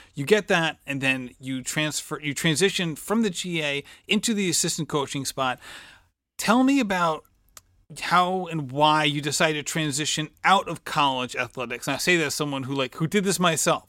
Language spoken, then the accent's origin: English; Barrington, Rhode Island, United States; my hometown